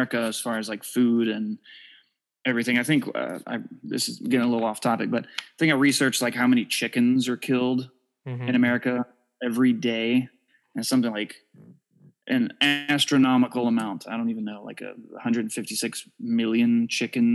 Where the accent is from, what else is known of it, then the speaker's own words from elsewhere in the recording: Jacksonville, Florida, United States; we're from Jacksonville, Florida